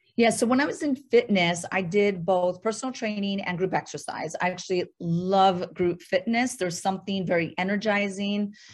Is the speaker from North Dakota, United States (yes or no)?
yes; North Dakota, United States; moved away; I am actually from North Dakota